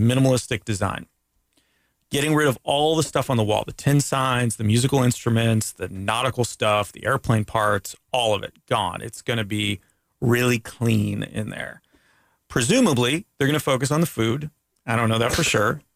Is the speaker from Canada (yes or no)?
yes; Canada; now in United States; as a Canadian